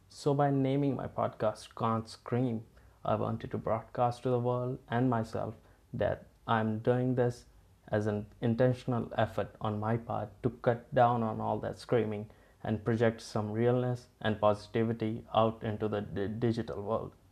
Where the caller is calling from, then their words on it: India; As I'm broadcasting this from India, so from time to time we might switch to Hindi if or when we have something to tell to the Indian listeners.